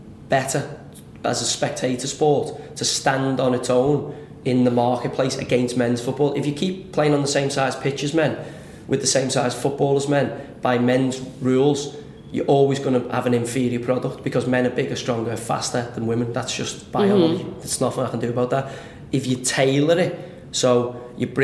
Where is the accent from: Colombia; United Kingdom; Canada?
United Kingdom; Liverpool, North West England; I grew up in Liverpool